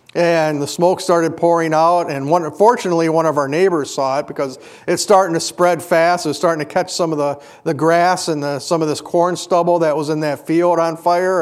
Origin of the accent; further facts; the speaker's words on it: Kenosha, Wisconsin, United States; When I was growing up in Kenosha, we were on the far western part of Kenosha